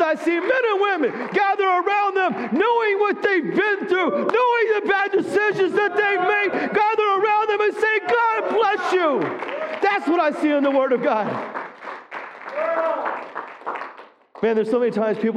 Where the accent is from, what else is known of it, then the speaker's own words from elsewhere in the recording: the South, United States; I grew up in the South